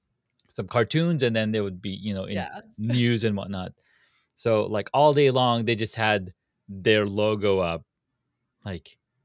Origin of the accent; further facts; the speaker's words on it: Saudi Arabia; moved away; So I grew up in Saudi.